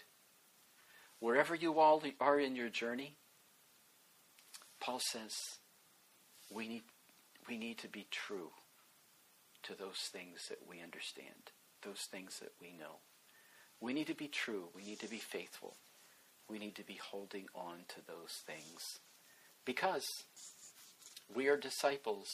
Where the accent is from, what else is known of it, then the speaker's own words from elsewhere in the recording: West Virginia, United States; also born or lived in Baltimore, Maryland; I grew up in West Virginia. Both of my parents were from there